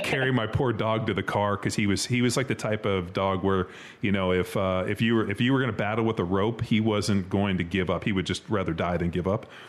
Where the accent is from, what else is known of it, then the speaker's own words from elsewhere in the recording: Southern California, United States; also born or lived in Kansas City; I grew up in Southern California. Like I grew up swimming in the ocean